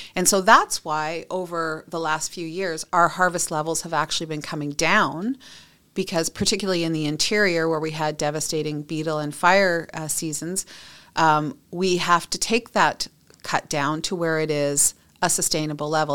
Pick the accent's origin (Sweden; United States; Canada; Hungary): Canada; British Columbia; I'm a British Columbian. I, I've grown up here.